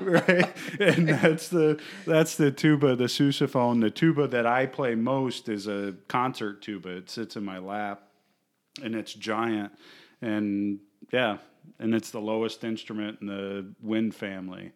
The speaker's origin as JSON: {"language": "English", "town": "Fort Myers", "region": "Florida", "country": "United States", "tie": "born or raised there", "said": "I grew up here in Fort Myers"}